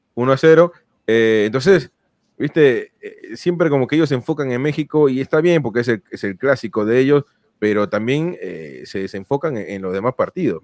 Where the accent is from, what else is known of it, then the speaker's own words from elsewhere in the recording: Peru; yo soy peruano